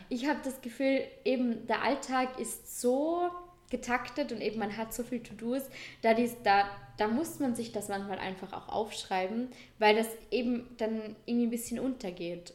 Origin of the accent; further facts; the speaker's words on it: Vorarlberg, Austria; bei uns in Vorarlberg